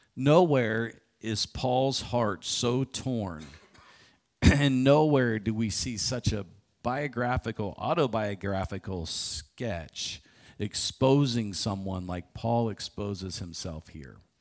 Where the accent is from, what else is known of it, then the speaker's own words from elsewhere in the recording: Morgantown, West Virginia, United States; I get to run a marathon in my hometown